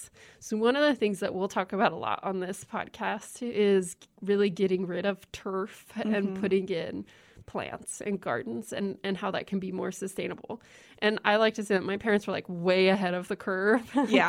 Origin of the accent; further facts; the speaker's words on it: Lincoln, Nebraska, United States; also born or lived in Holdrege; So shout out to Holdridge. I know there's got to be somebody listening there. But then we moved pretty quickly into Lincoln. And so I grew up here. And I grew up in the middle of the city, actually.